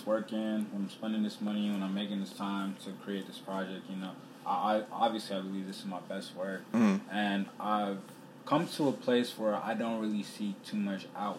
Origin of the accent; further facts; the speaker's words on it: Montgomery County, Maryland, United States; also born or lived in Sierra Leone; I'm from the Montgomery County area of Maryland, so, like, it's an extremely diverse area.